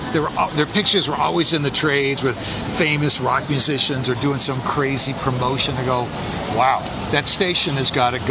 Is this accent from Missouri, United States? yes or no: no; Buffalo, New York, United States; moved away as an adult; also born or lived in Savannah / Providence / Richmond / Philadelphia; I'm from the Buffalo area